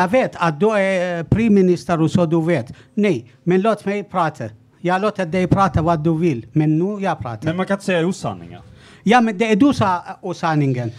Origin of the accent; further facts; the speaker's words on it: Iraq; now in Sweden; Jag kommer från början från Irak